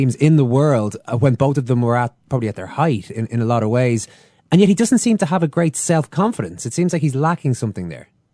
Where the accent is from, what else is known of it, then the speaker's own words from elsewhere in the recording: Ireland; we have been oppressed in the past, uh, us Irish